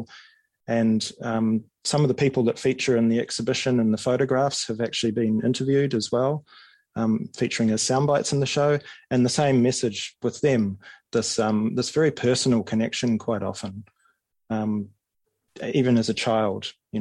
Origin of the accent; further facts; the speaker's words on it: Auckland, New Zealand; I grew up in West Auckland